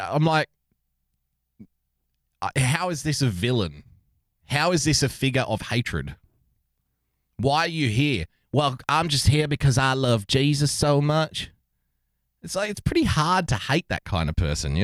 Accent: Australia; here in Australia

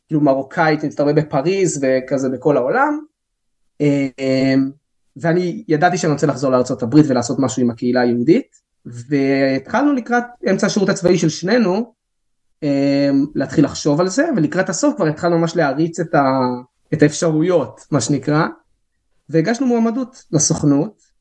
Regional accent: Alon Shvut, West Bank, Palestine; אני גדלתי באלון שבות, בוא נגיד שאני לא, האנגלית שלי לא הייתה איזה משהו וואו

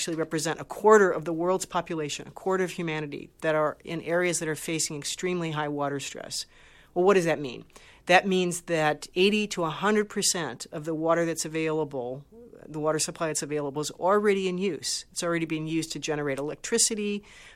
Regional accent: Great Lakes region, Midwest of the U.S., United States; I grew up around the Great Lakes. I'm from the Midwest of the U.S.

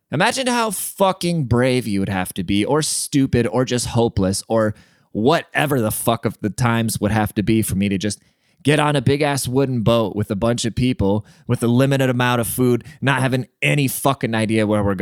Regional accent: Germany; and then when I grew up in Germany.

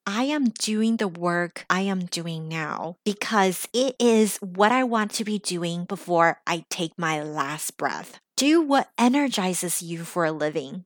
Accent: United States; English is a second language; now in Los Angeles, United States; I grew up in America, because I'm still the daughter of an immigrant, because English is still my second language

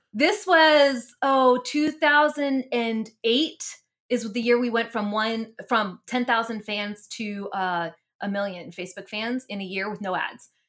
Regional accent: Mennonite area of Pennsylvania, United States; also born or lived in New Jersey; now in Texas, United States; I was raised, um, in the Mennonite area of Pennsylvania

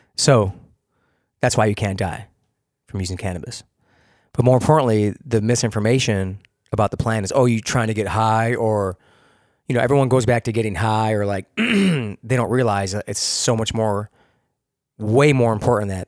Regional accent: Rochester, New York, United States; also born or lived in Hilton, New York; I'm a city kid from the tenth ward.

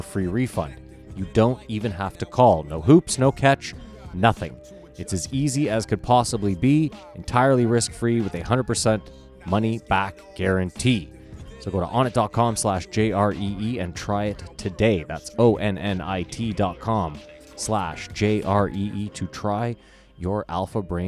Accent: Canada; We're Canadian.

